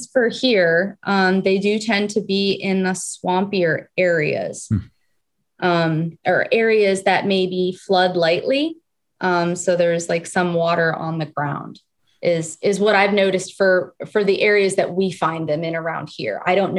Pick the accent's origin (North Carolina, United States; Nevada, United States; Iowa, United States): Nevada, United States; Las Vegas; also born or lived in California; I was born here originally, and then my family moved to Las Vegas. So I grew up in Nevada